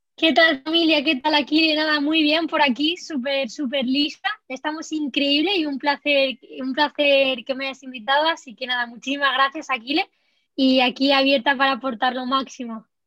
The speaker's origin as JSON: {"language": "Spanish", "country": "Spain", "said": "como española"}